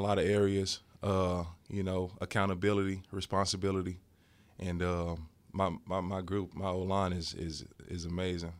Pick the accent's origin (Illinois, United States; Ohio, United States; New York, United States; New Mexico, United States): Illinois, United States; Cahokia; moved away; It's in my hometown, Cahokia, Illinois